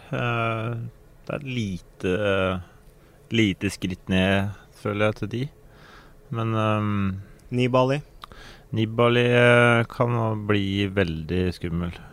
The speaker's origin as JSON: {"language": "Norwegian", "country": "Norway", "said": "Jeg har små barn, og så er det sommerferie, og den tida det er finest vær hjemme i Norge."}